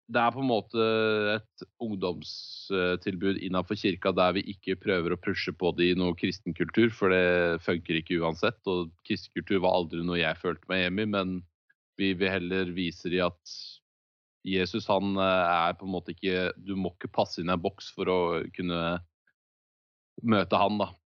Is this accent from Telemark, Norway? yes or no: yes; Skien, Telemark, Norway; den hylleste hjembyen min, eh, som jeg bor i Skien.